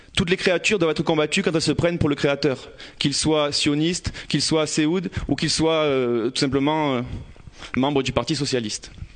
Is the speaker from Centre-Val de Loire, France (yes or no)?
no; Marseille, Provence-Alpes-Côte d'Azur, France; J'ai grandi euh, à Campagne-l'Évêque, dans les quartiers nord de Marseille.